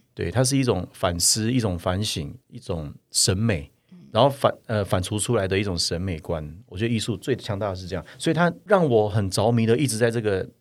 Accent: Taiwan; 我们台湾人没有跑过那么接近九秒哎。

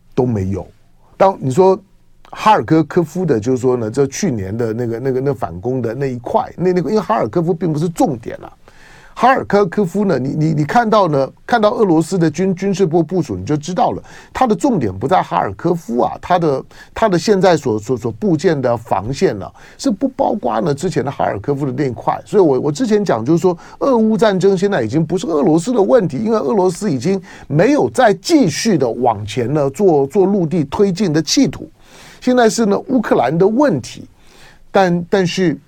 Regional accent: Taiwan; 我在台湾的土， 土生土长的

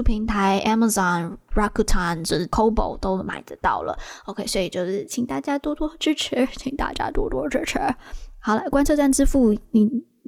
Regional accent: Taiwan; 我们台湾人

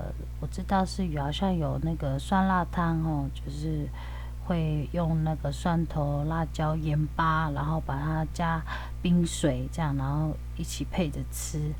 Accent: Taitung County, Taiwan; 我来自台东大鸟部落。

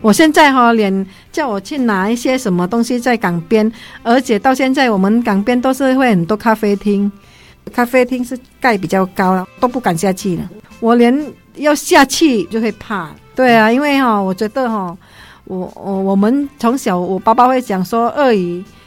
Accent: Vietnam; 我们越南人

